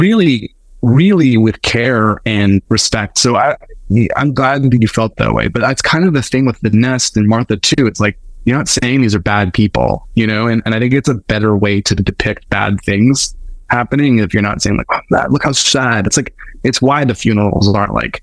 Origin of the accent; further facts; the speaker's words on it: Winnipeg, Manitoba, Canada; I'm from Winnipeg